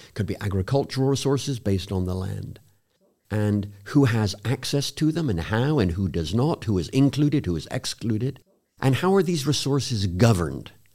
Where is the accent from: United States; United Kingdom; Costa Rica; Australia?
United Kingdom; South West England; moved away; I was born in a very small village in the southwest of England